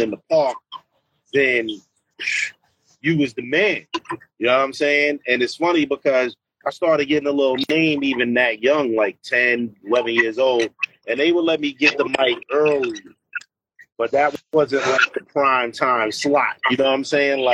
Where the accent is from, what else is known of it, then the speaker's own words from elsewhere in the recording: New York City, New York, United States; I'm from Queensbridge